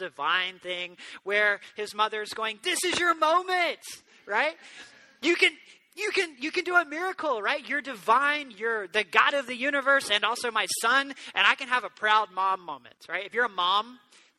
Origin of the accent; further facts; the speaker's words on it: the South, United States; I grew up in the South